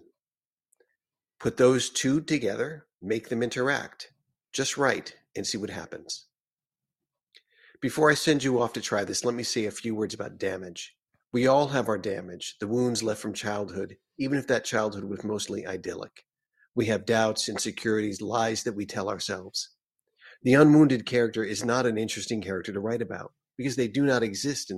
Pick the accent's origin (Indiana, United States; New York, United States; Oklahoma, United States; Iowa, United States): New York, United States; Schenectady; I grew up in Schenectady